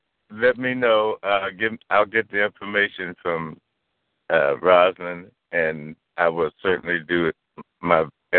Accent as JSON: {"language": "English", "town": "Washington", "region": "District of Columbia", "country": "United States", "moved": "yes", "lives_now": "California, United States", "said": "As well as I'm known here in California, I'm actually from Washington, D.C."}